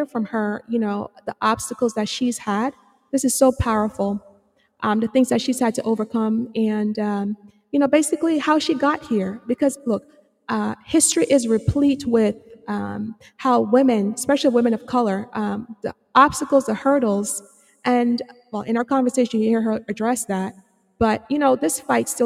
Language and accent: English; Jamaica; moved away; I'm from Jamaica